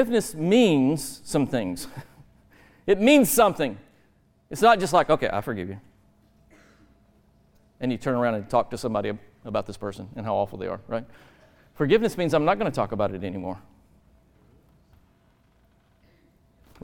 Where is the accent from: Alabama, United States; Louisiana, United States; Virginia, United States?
Alabama, United States; also born or lived in Georgia; I'm from Alabama